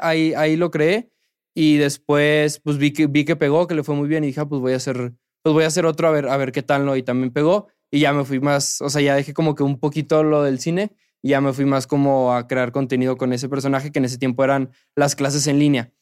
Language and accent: Spanish; Monterrey, Nuevo León, Mexico; yo le voy a los rayados, soy de Monterrey